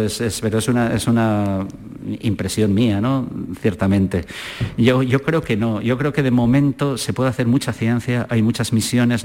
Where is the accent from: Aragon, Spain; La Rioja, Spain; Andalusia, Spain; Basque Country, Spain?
Basque Country, Spain; San Sebastián; moved away as an adult; also born or lived in Zaragoza / Germany; now in Granada, Spain; yo soy de San Sebastián, y estudié la carrera de físicas en Zaragoza